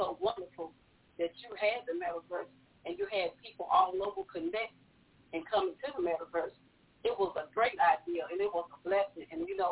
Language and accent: English; Chicago, Illinois, United States; moved away; my hometown.